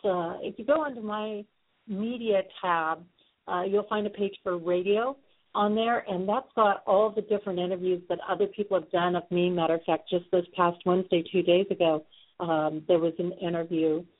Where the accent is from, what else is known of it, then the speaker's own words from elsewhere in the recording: Sioux Falls, South Dakota, United States; my hometown of Sioux Falls, South Dakota